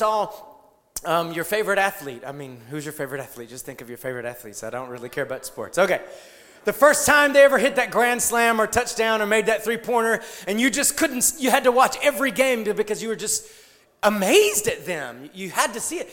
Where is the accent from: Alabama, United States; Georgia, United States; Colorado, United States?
Georgia, United States; South; I grew up in South Georgia